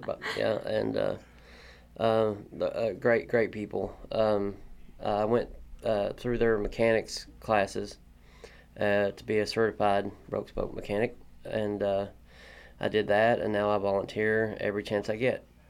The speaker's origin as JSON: {"language": "English", "town": "Corbin", "region": "Kentucky", "country": "United States", "tie": "born or raised there", "moved": "as an adult", "lives_now": "Lexington, United States", "said": "I'm from Corbin, Kentucky. Uh, I'm a painting body man slash mechanic. Um, I grew up, uh, grew up in Corbin"}